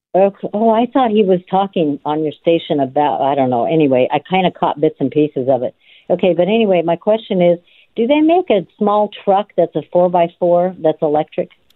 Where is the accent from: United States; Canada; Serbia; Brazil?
United States; Nevada; now in California, United States; I'm a Native American and I am from Nevada